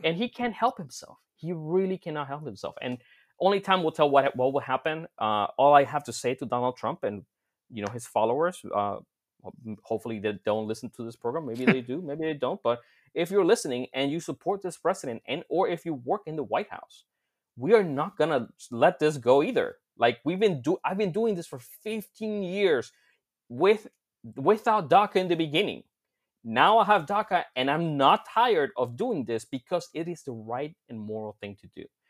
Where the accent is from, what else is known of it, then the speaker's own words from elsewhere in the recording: Florida, United States; back in my home state of Florida